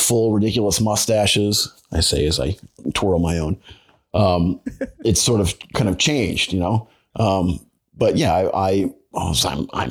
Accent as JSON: {"language": "English", "area": "Long Island", "region": "New York", "country": "United States", "tie": "born or raised there", "also_born_or_lived": "Boston / Michigan", "moved": "as an adult", "lives_now": "Maine, United States", "said": "I grew up on Long Island in New York"}